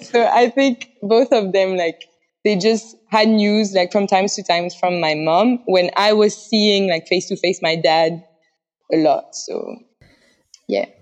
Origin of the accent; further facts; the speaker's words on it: Paris, Île-de-France, France; English is a second language; moved away as an adult; now in Taiwan; I'm from Paris, France, and I've lived abroad like three times.